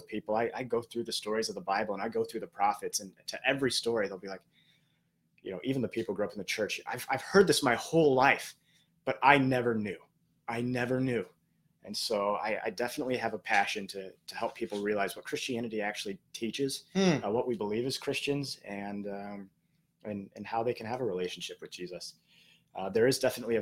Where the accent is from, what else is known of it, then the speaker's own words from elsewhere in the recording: Bloomington, Illinois, United States; I'm coming from a very faraway land called Bloomington, Illinois